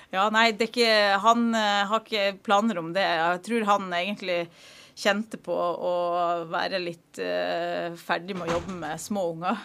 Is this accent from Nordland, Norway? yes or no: yes; Narvik, Nordland, Norway; also born or lived in Eastern Norway; now in Stryn, Norway; jeg er fra Narvik i Nord-Norge, men der er det lenge siden jeg har vært.